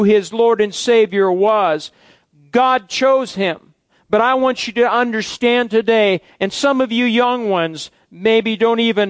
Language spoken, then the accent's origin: English; Fairbury, Nebraska, United States; my hometown of Fairbury